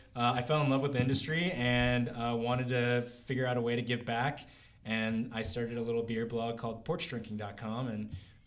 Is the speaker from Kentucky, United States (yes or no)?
yes; Kentucky, United States; I'm originally from Kentucky, which is very odd since I'm Asian